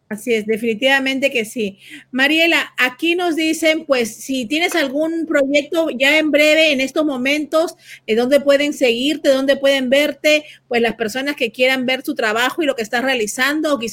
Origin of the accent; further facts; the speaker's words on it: Venezuela; soy de Venezuela